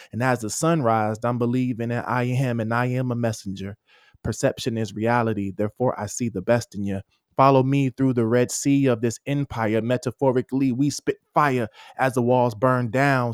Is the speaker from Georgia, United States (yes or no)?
yes; Atlanta, Georgia, United States; I'm from Atlanta, I'm from, I'm from the trap, right?